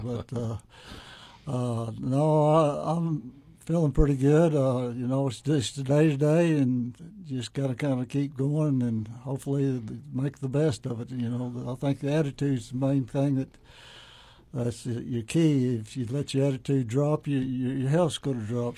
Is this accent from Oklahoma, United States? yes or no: yes; Thomas, Oklahoma, United States; now in Weatherford, United States; I grew up in Thomas, which is 20 miles north in, in Custer County